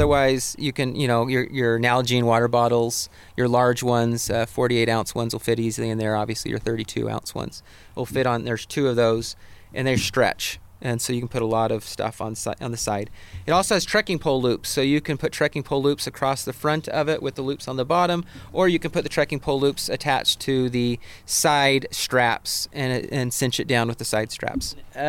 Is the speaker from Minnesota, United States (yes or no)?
no; Portland, Oregon, United States; But growing up in Portland where it rains the entire time, I just want extra safety.